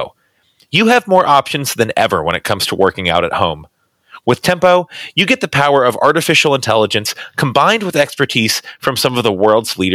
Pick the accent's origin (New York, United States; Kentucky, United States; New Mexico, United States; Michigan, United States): Kentucky, United States; I grew up in Kentucky